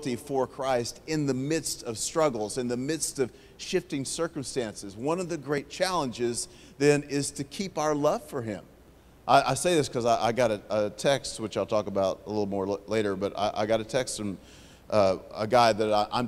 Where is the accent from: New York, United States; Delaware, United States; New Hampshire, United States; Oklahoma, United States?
Oklahoma, United States; Oklahoma City; moved away as an adult; now in Houston, United States; So I'm originally from Oklahoma City. I currently live in Houston, Texas.